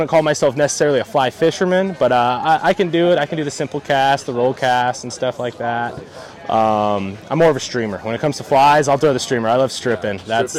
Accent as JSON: {"language": "English", "town": "Los Angeles", "region": "California", "country": "United States", "tie": "born or raised there", "said": "I grew up in Sylmar, right there, Roxford and Polk."}